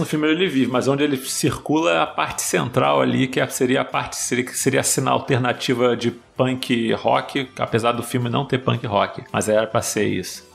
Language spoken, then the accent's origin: Portuguese; Los Angeles, California, United States; moved away; also born or lived in Brazil; eu nasci em São Fernando Valley